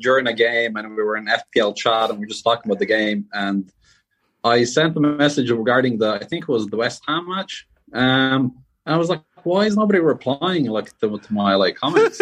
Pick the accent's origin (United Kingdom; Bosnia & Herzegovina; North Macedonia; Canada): Bosnia & Herzegovina; now in Dublin, Ireland; I grew up, well, originally I'm from Bosnia